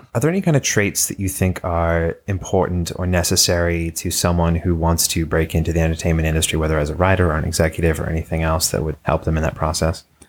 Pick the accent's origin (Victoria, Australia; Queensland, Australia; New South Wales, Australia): Victoria, Australia; Shepparton; now in Los Angeles, United States; I'm from Shepparton.